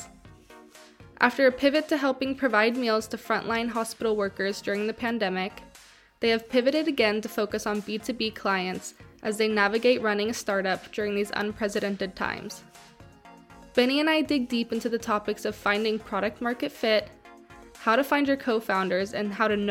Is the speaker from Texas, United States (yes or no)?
yes; Dallas, Texas, United States; now in Stockholm, Sweden; my hometown of Dallas, Texas